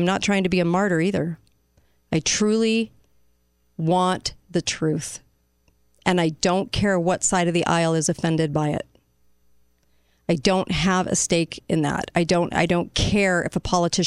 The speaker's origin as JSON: {"language": "English", "country": "United States", "said": "as an American"}